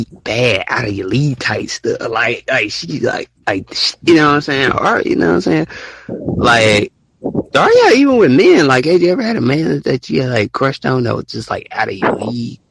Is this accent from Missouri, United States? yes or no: no; Alabama, United States